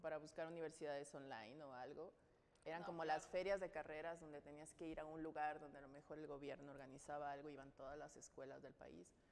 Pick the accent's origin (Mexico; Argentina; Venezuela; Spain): Mexico; Navolato, Sinaloa; also born or lived in Nayarit; yo nací en Nayarit y cuando nos mudamos a Sinaloa yo tenía siete años, entonces crecí en Nabolato, Sinaloa.